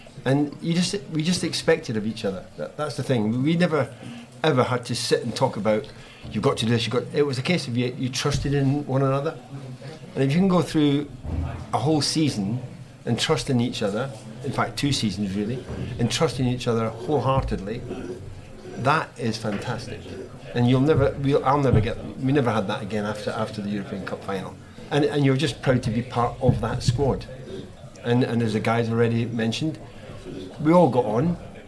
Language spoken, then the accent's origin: English; Scotland, United Kingdom; when I came down from Scotland as a rough sort of striker initially